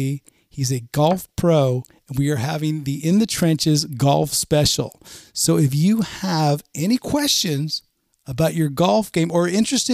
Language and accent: English; California, United States; is always going to be in my bones, and it's where I come from, and I'm proud of it.